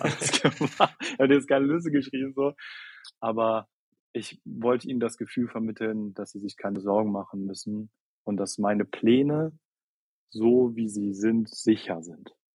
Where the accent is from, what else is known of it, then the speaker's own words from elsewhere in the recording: near Hanover, Lower Saxony, Germany; moved away as an adult; now in Berlin, Germany; Juli 2021 Abi in Niedersachsen gemacht, also nahe Nähe von Hannover